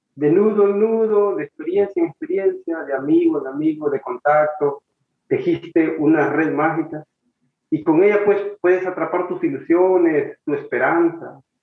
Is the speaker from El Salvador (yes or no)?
yes; El Salvador; moved away; un vuelo de regreso para El Salvador